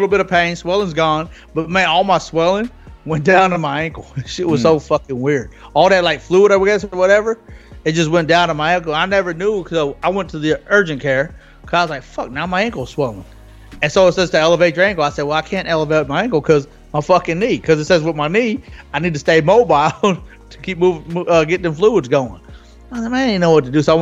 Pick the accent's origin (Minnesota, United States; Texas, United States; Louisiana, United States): Louisiana, United States; moved away as an adult; also born or lived in California; here in my hometown